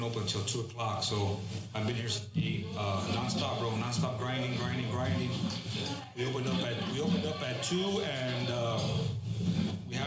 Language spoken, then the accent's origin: English; Los Angeles, California, United States; moved away as an adult; also born or lived in Fontana; now in Upland, United States; growing up in South Central